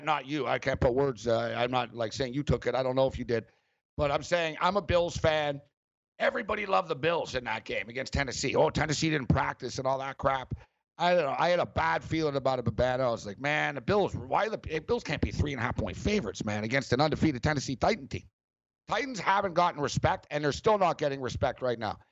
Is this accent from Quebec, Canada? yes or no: yes; Montreal, Quebec, Canada; we're both from Montreal and uh, me and Captain Kirk went to the same high school.